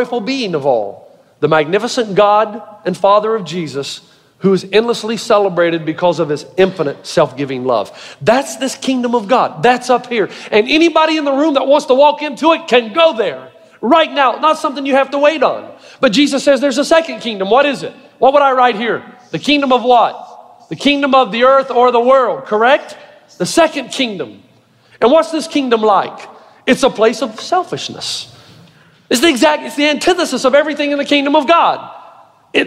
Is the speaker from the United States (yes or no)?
yes; the South, United States; I'm from the South. I'm a country boy